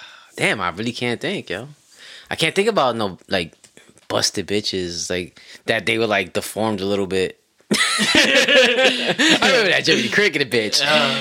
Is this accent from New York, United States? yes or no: yes; New York City, New York, United States; I grew up in Queens